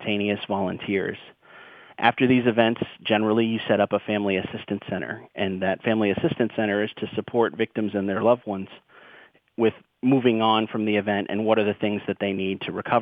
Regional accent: Boston, Massachusetts, United States; I'm from Boston

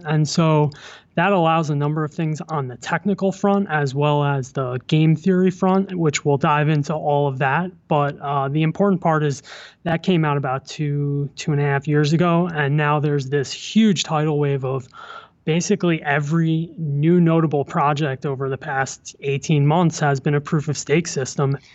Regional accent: New Jersey, United States; moved away as an adult; also born or lived in New York City / Pennsylvania; now in New York, United States; I was born in the city. I grew up in New Jersey, went to college in Pennsylvania, um, and made my way back to New York.

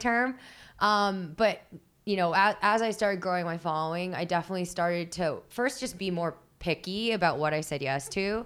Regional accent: Philippines; I'm Filipino

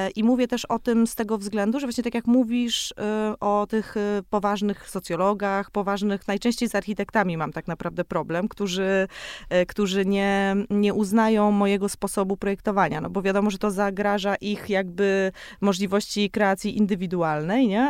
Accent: Kałdus, Kuyavian-Pomeranian Voivodeship, Poland; now in Warsaw, Poland; jestem z Kaudusa

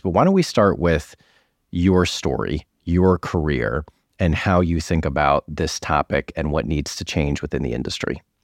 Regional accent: Newton, Massachusetts, United States; moved away; my hometown of Newton

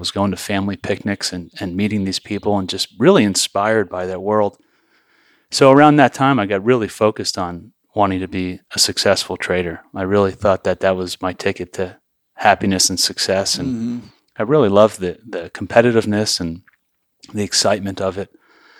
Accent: New York, United States; So I grew up in New York, and my first loves coming into this world were drumming and magic.

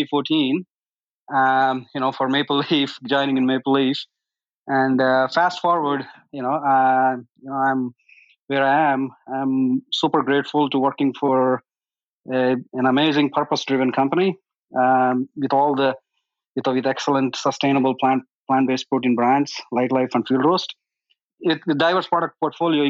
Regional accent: India; now in United States; I am originally from India

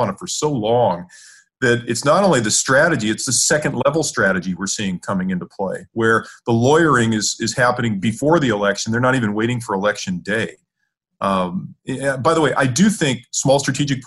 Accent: California, United States; I grew up in California

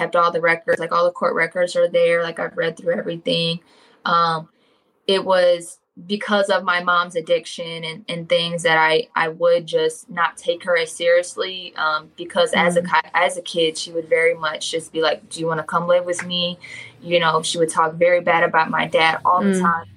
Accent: Cincinnati, Ohio, United States; I grew up more inner city with my dad, in an apartment closer to downtown Cincinnati.

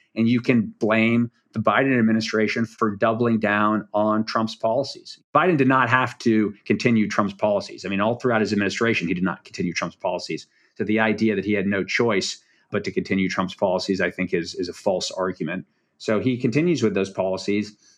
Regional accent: Washington, District of Columbia, United States; I'm actually from Washington, D C

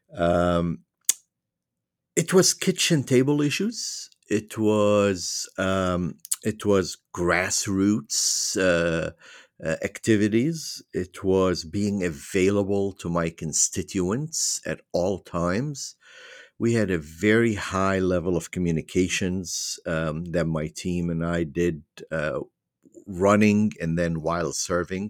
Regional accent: Beirut, Beirut Governorate, Lebanon; moved away as an adult; also born or lived in Virginia, United States; now in United States; I was born and raised in Beirut, Lebanon. I m, immigrated at the age of nineteen

